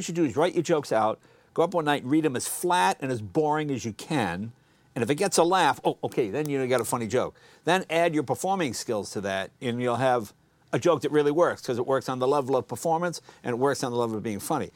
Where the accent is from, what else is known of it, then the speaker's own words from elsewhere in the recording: New England, United States; moved away; I grew up in New England